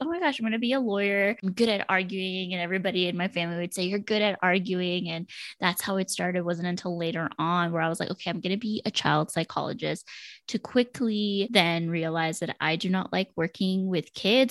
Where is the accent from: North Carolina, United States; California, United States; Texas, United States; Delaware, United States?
Texas, United States; Laredo; moved away as an adult; also born or lived in Denton, Texas; now in Dallas, United States; I am from Laredo, Texas, so right on the border of Mexico. I lived most of my life with my grandparents